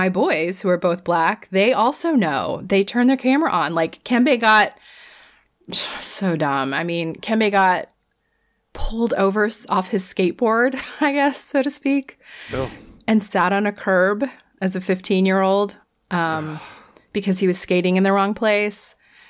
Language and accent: English; Orlando, Florida, United States; moved away; And Orlando was number one. Oh, interesting. That is my hometown.